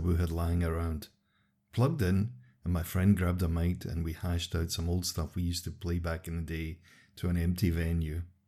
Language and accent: English; Los Angeles, California, United States; moved away; born and raised in Los Angeles